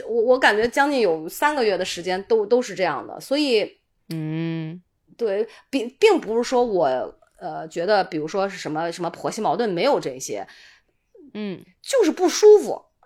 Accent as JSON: {"language": "Chinese", "town": "Qingdao", "region": "Shandong", "country": "China", "accent": "Qingdao dialect", "said": "我们青岛话叫奶糊"}